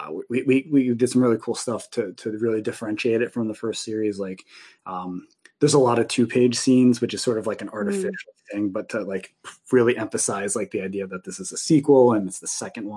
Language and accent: English; Union Beach, New Jersey, United States; I grew up in New Jersey on the East Coast, in a little town called Union Beach